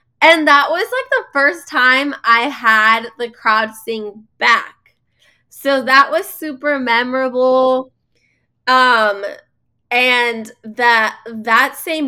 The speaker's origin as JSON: {"language": "English", "country": "Mexico", "said": "I'm from Mexico, and in Mexico we do cumbia"}